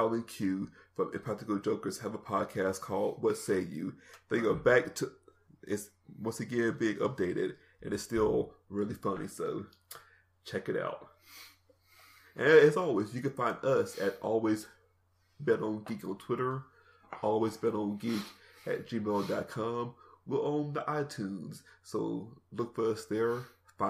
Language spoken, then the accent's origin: English; Jackson, Mississippi, United States; my hometown, Jackson, Mississippi